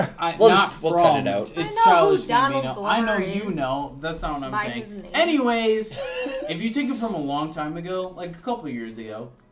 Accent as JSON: {"language": "English", "country": "United States", "said": "I'm American."}